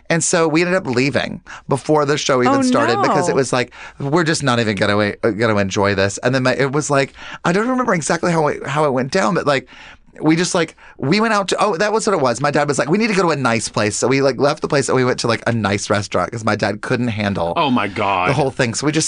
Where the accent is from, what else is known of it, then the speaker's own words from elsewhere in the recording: the South, United States; the way I was raised and just in the South too